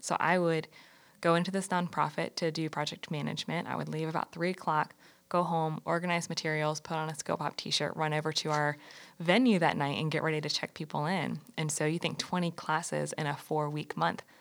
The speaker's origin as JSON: {"language": "English", "town": "Greensboro", "region": "North Carolina", "country": "United States", "tie": "born or raised there", "said": "I'm born and raised in North Carolina, not in Charlotte, but I grew up in Greensboro, right down the road."}